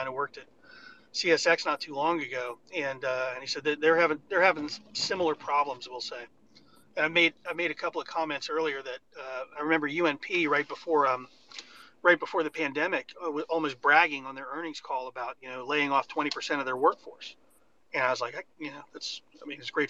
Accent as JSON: {"language": "English", "town": "Fairmont", "region": "West Virginia", "country": "United States", "tie": "born or raised there", "said": "I grew up in Fairmont, West Virginia"}